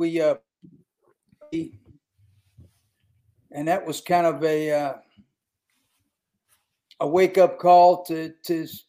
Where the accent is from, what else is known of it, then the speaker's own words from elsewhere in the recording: West Virginia, United States; I'm from, you know, right in West Virginia, I played ball at school in West Virginia. My family are a bunch of coal miners.